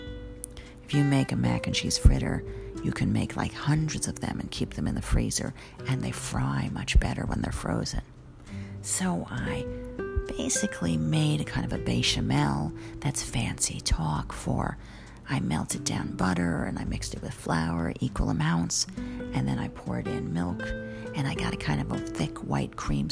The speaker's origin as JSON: {"language": "English", "town": "New York City", "region": "New York", "country": "United States", "said": "I'm also a New Yorker"}